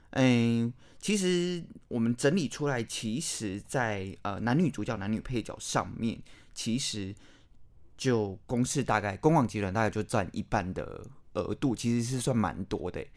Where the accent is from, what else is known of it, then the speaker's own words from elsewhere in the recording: Taiwan; 我觉得身为台湾人